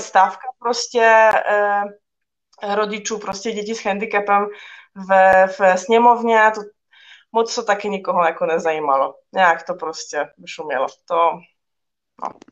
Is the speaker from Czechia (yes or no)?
no; Poland; now in Czech Republic; v mém rodném městě